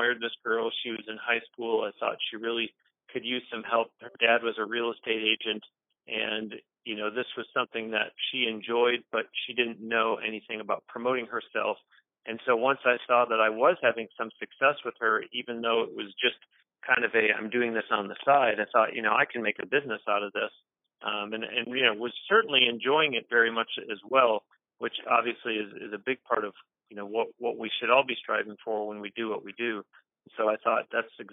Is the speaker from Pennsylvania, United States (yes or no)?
no; Buffalo, New York, United States; moved away; I grew up in the friendly confines of Buffalo, New York